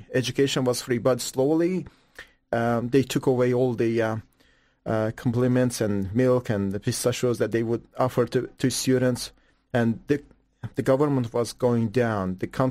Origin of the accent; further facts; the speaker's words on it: Iran; English is a second language; moved away; I grew up just a year after revolution in Iran, and still Iran was a good country.